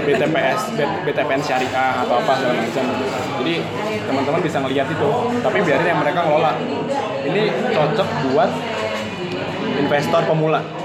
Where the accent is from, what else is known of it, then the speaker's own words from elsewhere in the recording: Indonesia; kita orang Indo